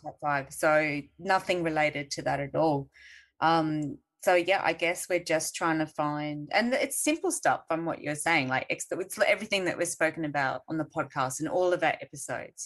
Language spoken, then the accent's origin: English; Australia; we're Australian